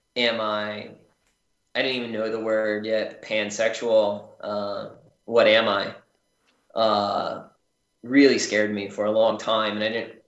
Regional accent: Charleston, South Carolina, United States; I grew up in mostly charleston south carolina

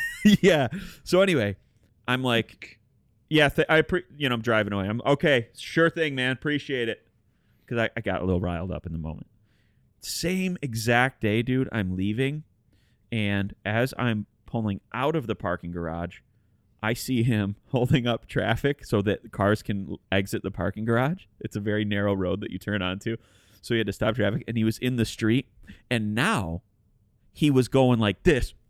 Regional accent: Detroit, Michigan, United States; we're all from Detroit, Michigan

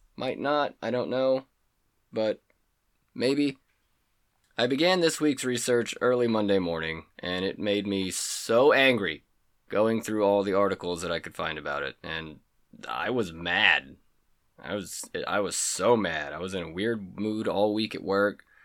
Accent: Skiatook, Oklahoma, United States; moved away; I'm from Oklahoma. We'll just say Tulsa 'cause no one has ever heard of where I'm actually fucking from. Skytook.

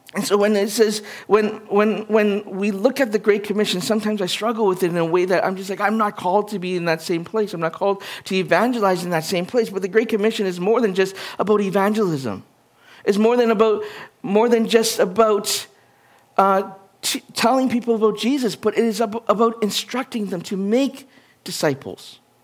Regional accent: Edmonton, Alberta, Canada; also born or lived in Winnipeg, Manitoba; My hometown was from Edmonton.

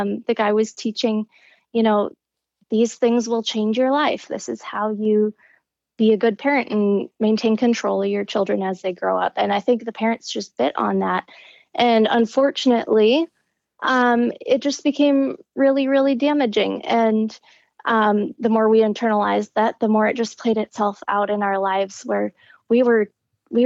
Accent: Midwest, United States; I grew up in the Midwest

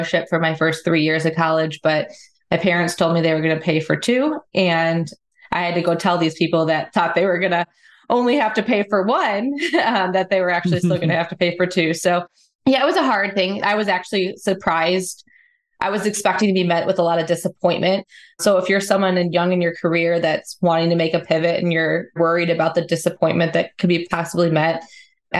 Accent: Chicagoland area, Illinois, United States; I grew up in the Chicagoland area

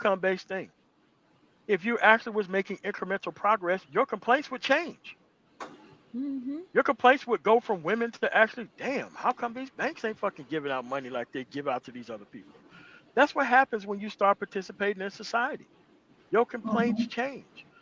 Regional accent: United States; I'm not African-American. I am American. I was fucking born here

